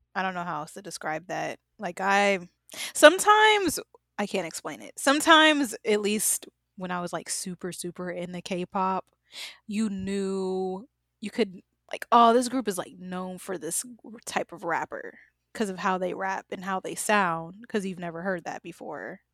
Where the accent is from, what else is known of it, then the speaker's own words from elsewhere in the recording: United States; I'm obviously American